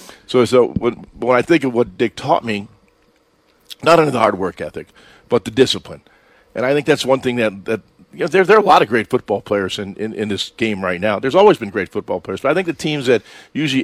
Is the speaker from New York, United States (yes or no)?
yes; outside of Buffalo, New York, United States; I was a kid growing up outside of Buffalo in a steel town